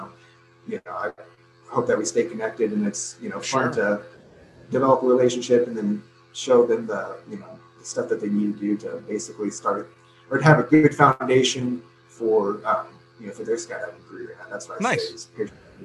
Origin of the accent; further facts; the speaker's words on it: Northwest, United States; now in Arizona, United States; I'm from the Northwest